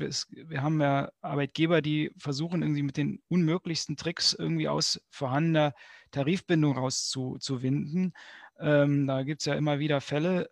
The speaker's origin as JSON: {"language": "German", "region": "Berlin", "country": "Germany", "said": "bei uns in Berlin"}